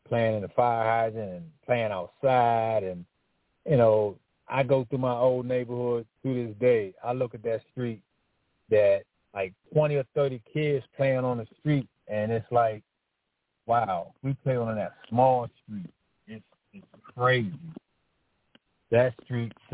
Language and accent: English; Washington, District of Columbia, United States; I grew up in Northwest Washington, D.C. My area was called LeDroit Park